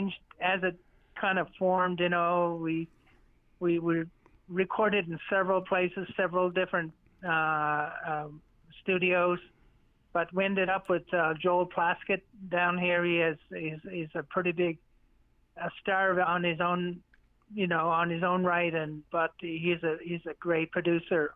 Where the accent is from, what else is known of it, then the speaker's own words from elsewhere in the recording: Millbrook First Nation, Nova Scotia, Canada; I'm from Millbrook First Nation. Actually, I was born here. I've lived here all my life.